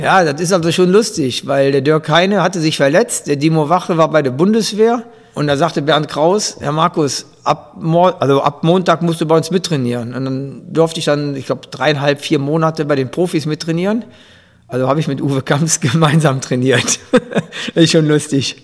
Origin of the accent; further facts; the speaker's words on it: Grevenbroich, North Rhine-Westphalia, Germany; ich komme aus, aus Gierad und habe in Gierad Fußball gespielt